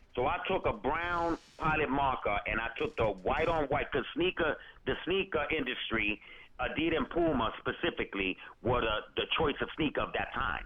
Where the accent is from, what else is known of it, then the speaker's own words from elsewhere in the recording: New York City, New York, United States; dance classes up in PS 123 in Harlem because I'm from Drew Hamilton Projects